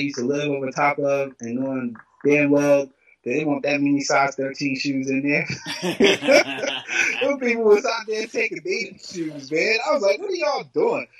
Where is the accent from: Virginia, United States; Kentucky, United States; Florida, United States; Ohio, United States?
Virginia, United States; Lynchburg; growing up in Lynchburg